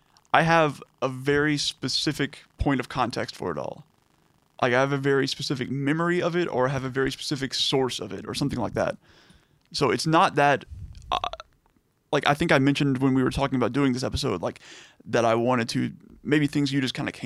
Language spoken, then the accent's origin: English; Liberty, Texas, United States; born or raised there; also born or lived in Houston